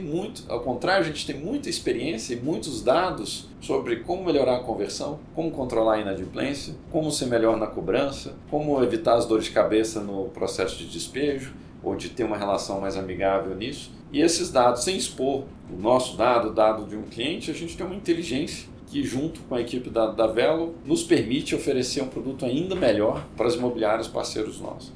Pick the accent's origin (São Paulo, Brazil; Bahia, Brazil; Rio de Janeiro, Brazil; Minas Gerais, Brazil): Minas Gerais, Brazil; Eu sou mineiro